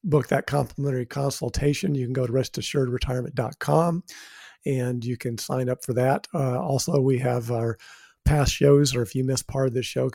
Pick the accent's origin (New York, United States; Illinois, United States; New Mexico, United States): New Mexico, United States; I'm from New Mexico